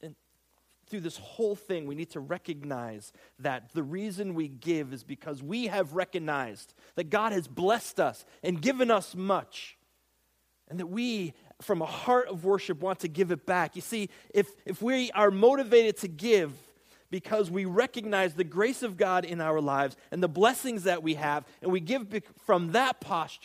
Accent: United States; I'm an American

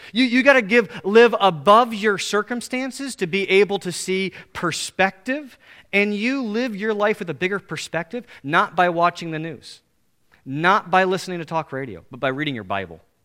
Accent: United States; Most of us as American Christians

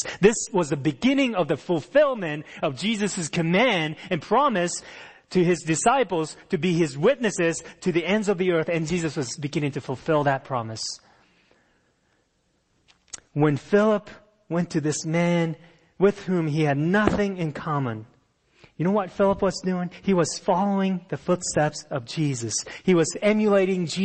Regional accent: Japan; moved away as an adult; also born or lived in Fairfax, Virginia, United States; I came from Japan

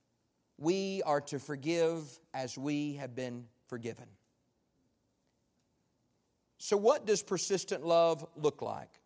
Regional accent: United States; as an American

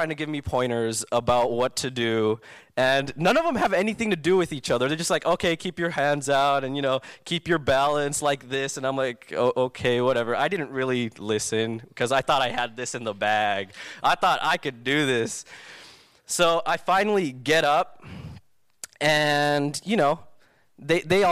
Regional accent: Southern California, United States; I grew up in SoCal my entire life

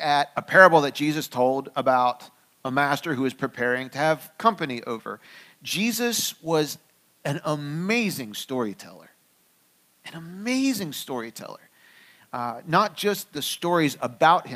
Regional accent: Pennsylvania, United States; I grew up here in the United States. I grew up mostly in Pennsylvania.

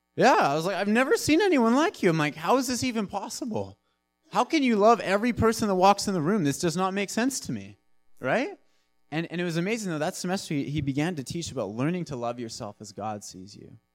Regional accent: Nanaimo, British Columbia, Canada; I'm from Nanaimo. I'm born and raised.

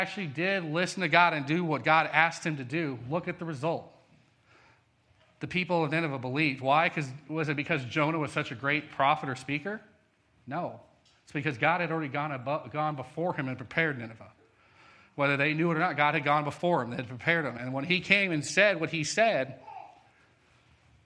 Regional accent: Colorado, United States; moved away; I'm from Colorado

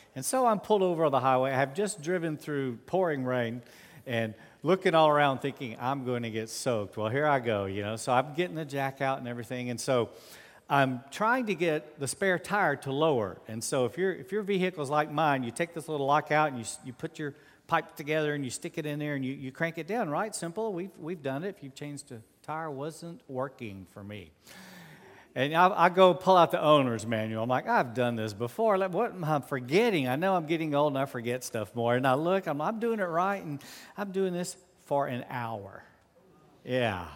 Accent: United States; I'm always an American

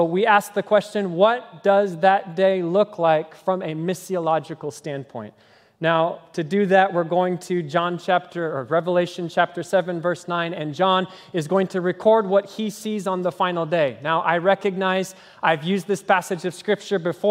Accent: Kenya; moved away; the language that I grew up speaking in Kenya, which is Swahili

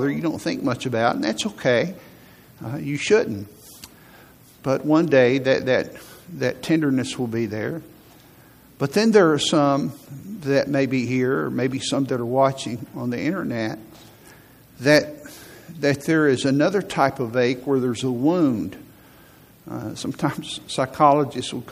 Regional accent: Huntsville, Alabama, United States; also born or lived in Virginia / Tennessee; I grew up in Huntsville. And for most of my life, I've lived here.

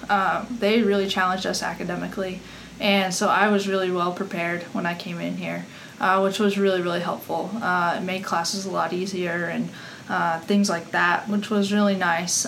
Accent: Colorado, United States; moved away as an adult; also born or lived in North Texas; I'm originally from Colorado

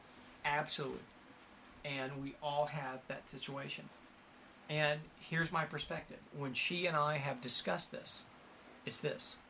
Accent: Ohio, United States; moved away; also born or lived in Hollywood; I was 17 years old and I was from Reelsburg, Ohio.

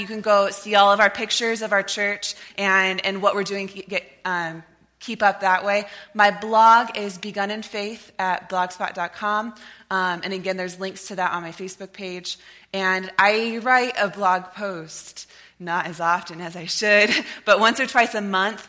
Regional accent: Lewiston, United States; moved away as an adult; also born or lived in Nampa, Idaho; My family moved here when I was in first grade, and I was a part of this church, was raised by this church

